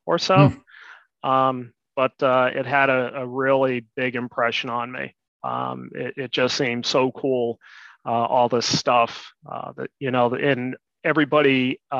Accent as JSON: {"language": "English", "town": "Boston", "region": "Massachusetts", "country": "United States", "tie": "born or raised there", "said": "I grew up just outside of Boston"}